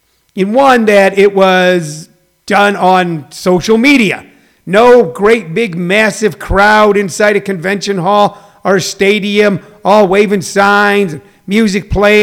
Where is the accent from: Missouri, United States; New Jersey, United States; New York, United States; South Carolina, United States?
Missouri, United States; I'm a Midwestern guy, you know, I'm part Irish, so did Joe Biden, John Kasich is from Ohio, I'm from Missouri.